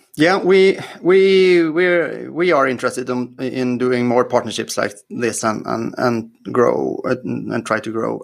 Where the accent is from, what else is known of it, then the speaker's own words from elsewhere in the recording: Sweden; I'm from Sweden